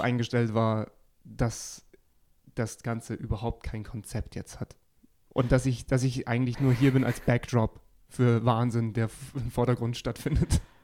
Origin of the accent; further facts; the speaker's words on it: Geretsried, Bavaria, Germany; meine gesamte Familie da sein wird, weil es in meiner Heimatstadt eben ist